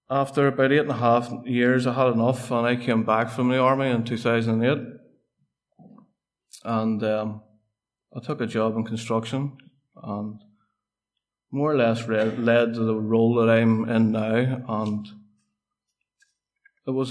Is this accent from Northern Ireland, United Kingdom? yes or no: yes; Portadown, Northern Ireland, United Kingdom; I am from Portadown and grew up in a housing estate